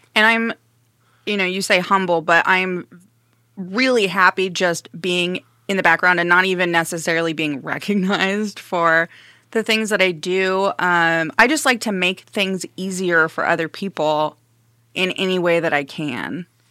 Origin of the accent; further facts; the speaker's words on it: Evansville, Indiana, United States; also born or lived in Arizona / Nevada / Carmel, Indiana; now in Fort Wayne, United States; Evansville, Indiana, for the rest of my youth and teenage years, and then Carmel for my senior year